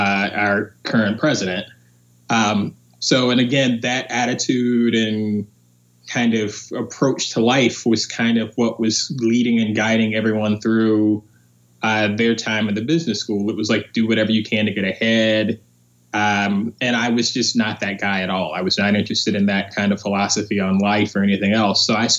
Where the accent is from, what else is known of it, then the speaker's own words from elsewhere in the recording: Asheville, North Carolina, United States; also born or lived in Philadelphia; I'm originally from Asheville, North Carolina.